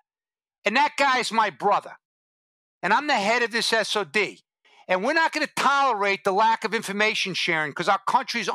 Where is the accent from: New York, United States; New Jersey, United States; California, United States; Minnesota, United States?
New York, United States; New York City; moved away; my hometown, New York City.